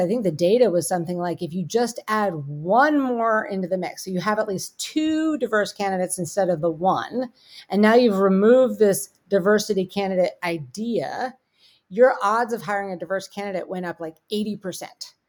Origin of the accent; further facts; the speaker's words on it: Pittsburgh, Pennsylvania, United States; I'm from Pittsburgh